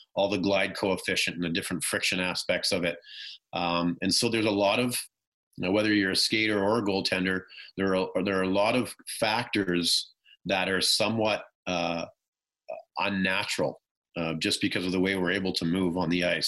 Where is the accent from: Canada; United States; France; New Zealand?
Canada; about 30 minutes outside of Vancouver, British Columbia; growing up, you know, not too far from Vancouver, I probably grew up uh, about 30 minutes at that point outside of Vancouver.